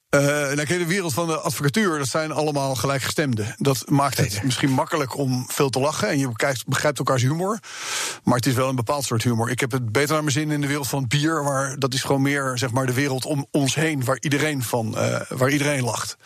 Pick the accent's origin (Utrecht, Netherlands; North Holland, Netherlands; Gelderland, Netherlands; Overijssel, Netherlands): North Holland, Netherlands; Amsterdam; also born or lived in United States; ik ben opgegroeid in Amsterdam